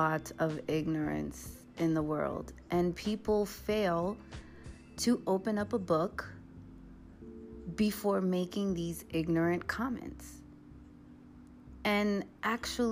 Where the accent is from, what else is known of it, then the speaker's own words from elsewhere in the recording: New York City, New York, United States; I am originally from the Bronx. You may hear that in my accent from time to time